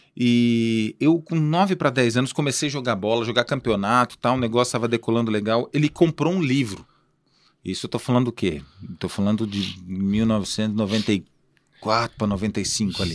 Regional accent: Cambé, Paraná, Brazil; also born or lived in Colíder, Mato Grosso; passei boa parte da minha infância e adolescência em Cambé

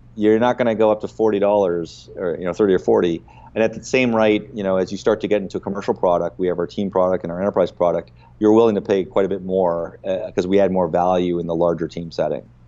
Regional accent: Canada; as a Canadian founder

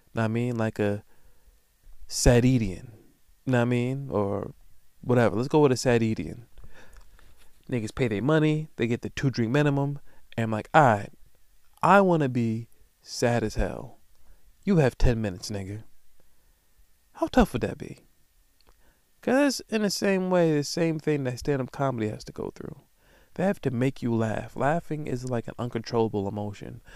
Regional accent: Long Island, New York, United States; I'm from Long Island

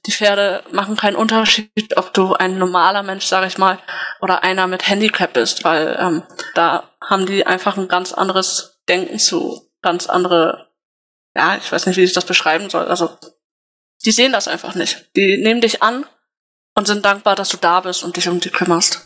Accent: Wildeshausen, Lower Saxony, Germany; Ich komme gebürtig aus Wildeshausen

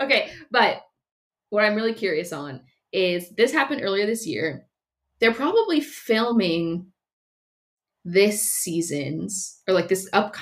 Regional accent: California, United States; I'm from California

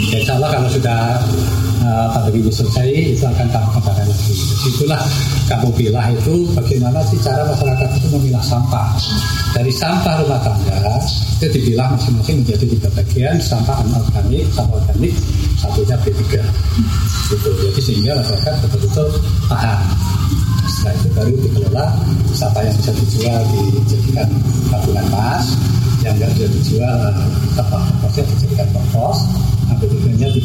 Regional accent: Java, Indonesia; moved away as an adult; now in Samarinda, Indonesia; kami cuti ke Jawa satu bulan dan saya melihat di kampung saya itu kok bersih.

